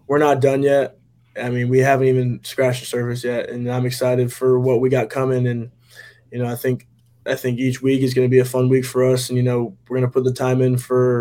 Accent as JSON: {"language": "English", "town": "Jacksonville", "region": "Florida", "country": "United States", "tie": "born or raised there", "said": "Being from Jacksonville"}